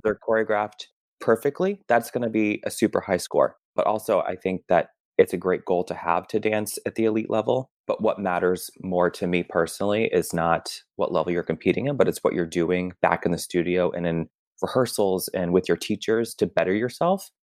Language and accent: English; Massachusetts, United States; moved away as an adult; also born or lived in Tucson, Arizona / Chicago; now in New York, United States; I grew up in Massachusetts and training outside of Worcester